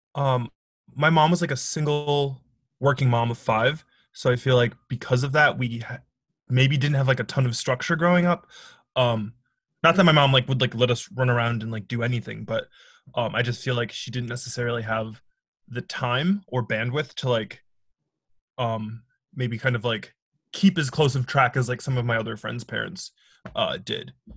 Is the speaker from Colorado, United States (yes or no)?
no; Milwaukee, Wisconsin, United States; moved away as an adult; now in New York City, United States; I'm originally from Milwaukee, Wisconsin